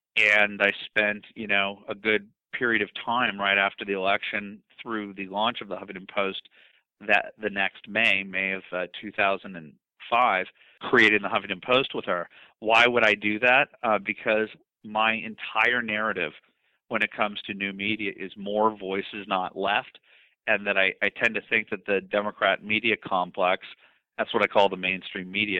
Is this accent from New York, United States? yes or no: no; Los Angeles, California, United States; I came from Brentwood, one of the nicest parts of Los Angeles